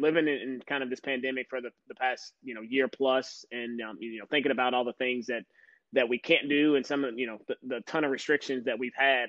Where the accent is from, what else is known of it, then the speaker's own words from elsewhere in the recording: Louisville, Kentucky, United States; born and raised in Louisville, Kentucky.